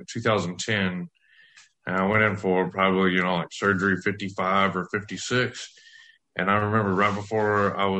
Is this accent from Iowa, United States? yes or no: no; West Texas, United States; I grew up in West Texas